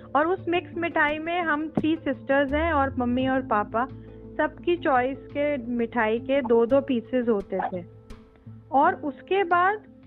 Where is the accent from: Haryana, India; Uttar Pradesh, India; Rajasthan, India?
Uttar Pradesh, India; Meerut; मैं मेरठ से हूँ मेरी मदर मेरठ में रहती हैं